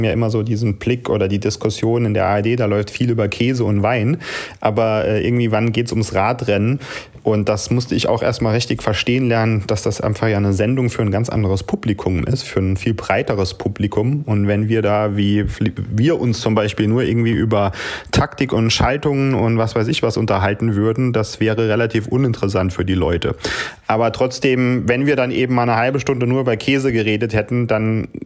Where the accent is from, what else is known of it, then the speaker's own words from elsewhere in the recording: St. Wendel, Saarland, Germany; wir kommen da aus Saarland, St. Wendel